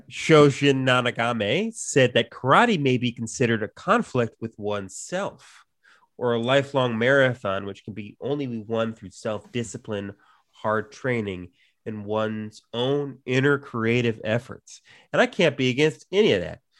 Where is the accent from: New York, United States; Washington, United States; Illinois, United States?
Illinois, United States; Chicago; growing up in Chicago, you know, in the Chicago area